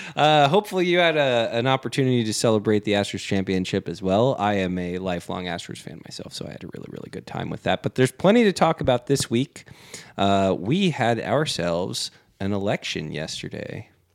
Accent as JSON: {"language": "English", "town": "Houston", "region": "Texas", "country": "United States", "tie": "born or raised there", "said": "I grew up in Fonder and Southwest."}